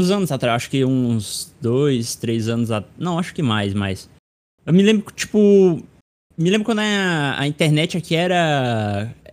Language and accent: Portuguese; Irauçuba, Ceará, Brazil; do sotaque que a gente tem aqui na, na minha cidade, cidade de Irauçuba.